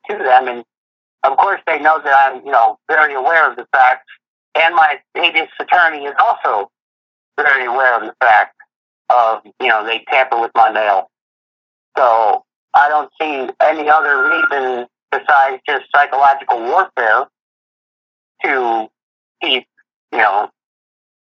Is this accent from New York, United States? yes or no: no; Florida, United States; now in Connecticut, United States; I'm from Florida